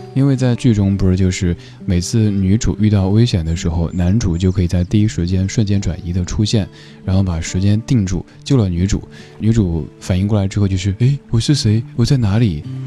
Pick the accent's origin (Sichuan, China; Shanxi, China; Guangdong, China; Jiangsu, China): Sichuan, China; accent: Sichuan; 用我家乡人、四川人的口音来念，应该就是“大富法